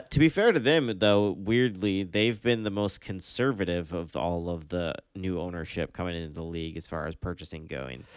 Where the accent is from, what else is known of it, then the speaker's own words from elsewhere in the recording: United States; as an American fan